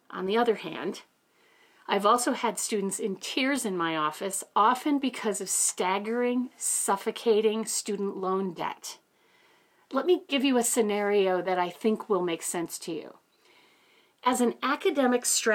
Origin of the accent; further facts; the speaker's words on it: Ely, Minnesota, United States; I was raised in Ely, Minnesota, a little town of 3,000 people